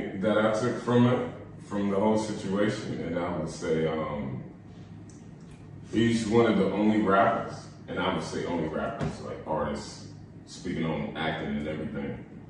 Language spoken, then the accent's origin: English; Columbia, South Carolina, United States; I'm from Columbia, South Carolina.